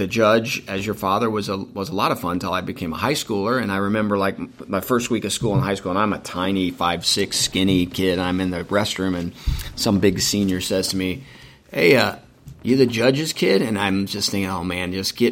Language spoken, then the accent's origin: English; Hendricks County, Indiana, United States; we moved from Indy to Hendricks County